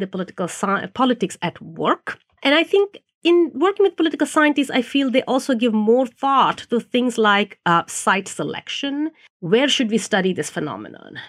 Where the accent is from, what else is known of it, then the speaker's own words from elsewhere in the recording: India; moved away; I grew up in India, which is a developing country